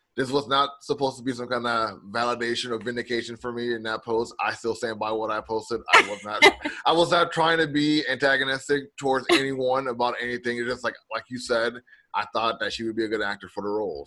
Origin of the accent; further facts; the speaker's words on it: the South, United States; I'm from the South